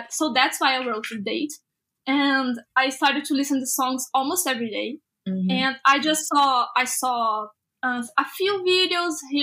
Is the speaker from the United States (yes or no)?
no; Brazil; I'm an artist from Brazil